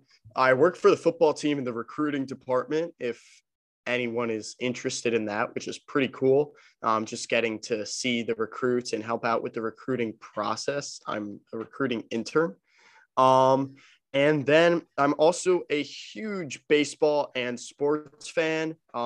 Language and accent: English; New Jersey, United States; born and bred in New Jersey. Parents both from New Jersey. My dad's parents are from Italy. So second generation college student